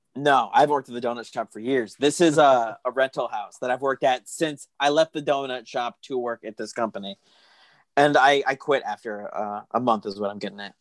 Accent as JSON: {"language": "English", "area": "Pima County", "region": "Arizona", "country": "United States", "said": "I'm from Pima County"}